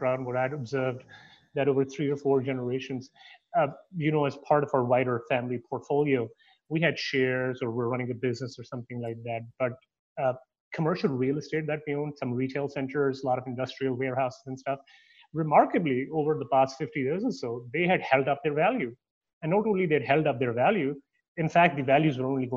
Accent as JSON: {"language": "English", "country": "Canada", "also_born_or_lived": "Toronto", "moved": "yes", "lives_now": "United States", "said": "I'm Canadian"}